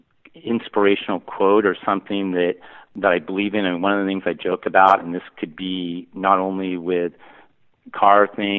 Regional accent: Pacific Northwest, United States; born there; I was born in the Pacific Northwest, and he was an engineer at Boeing

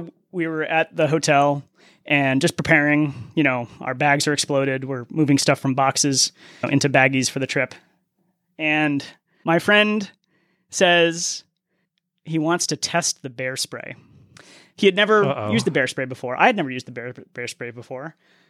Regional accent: New England, United States; And I'm from New England, so I've seen the New England foliage and how awesome that can be.

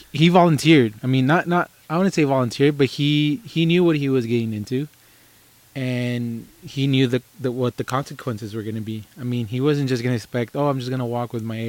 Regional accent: Texas, United States; we're from Texas

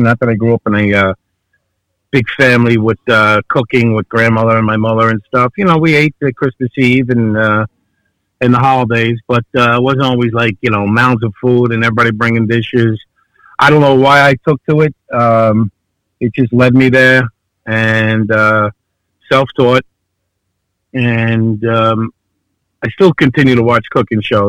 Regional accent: New York City, New York, United States; moved away as an adult; also born or lived in New Orleans / Los Angeles; now in Long Island, United States; I'm from Avenue Gravesend, had restaurants in Bay Ridge, and I lived in New Orleans for 4 years, lived in L.A. when I was pursuing the acting, cooking in restaurants, and settled in Long Island. But Brooklyn always stays with me, and it made me who I am

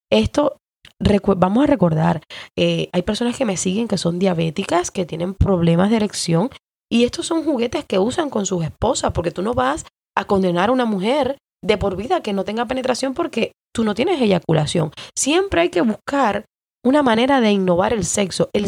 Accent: Cuba; Entonces yo tiraba mis canitas al aire como buena cubana

